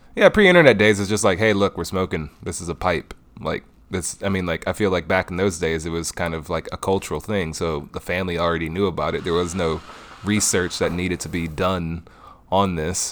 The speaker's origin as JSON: {"language": "English", "town": "Detroit", "region": "Michigan", "country": "United States", "tie": "born or raised there", "said": "born and raised in Detroit"}